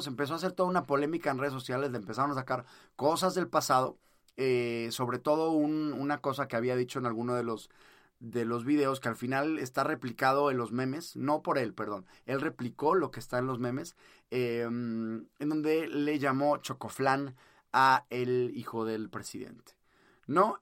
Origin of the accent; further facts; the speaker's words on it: Mexico; acá en México yo en mi país